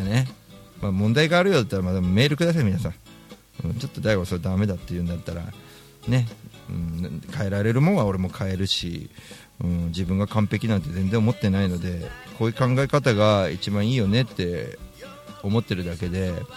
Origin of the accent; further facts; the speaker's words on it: Tokyo, Japan; 池上本門寺とかが近い場所が僕らの地元